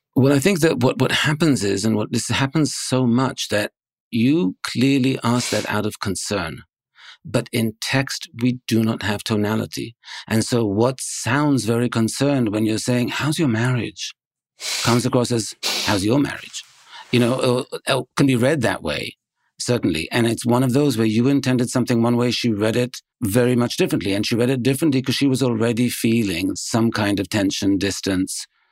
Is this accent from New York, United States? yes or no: yes; New York, United States; I'm from New York